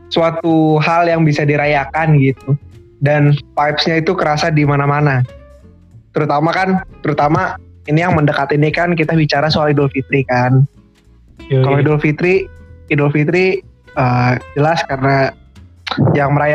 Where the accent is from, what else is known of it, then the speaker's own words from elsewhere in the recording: Medan, North Sumatra, Indonesia; Biasanya tuh gua punya kebiasaan mudik itu dua tahun sekali ke Medan. Karena ya selain itu kampung gue juga jauh ya, ongkos ke sana.